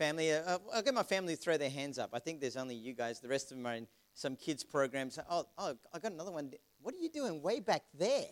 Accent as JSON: {"language": "English", "town": "Melbourne", "region": "Victoria", "country": "Australia", "also_born_or_lived": "Vanuatu / Queensland", "moved": "yes", "said": "I'm actually not a Queenslander. I'm from Melbourne originally"}